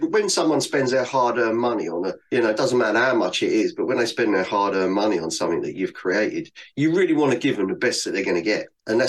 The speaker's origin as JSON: {"language": "English", "region": "London", "country": "United Kingdom", "tie": "born or raised there", "said": "For me, definitely growing up in London, because from an early age, the first thing you do is learn how to swear."}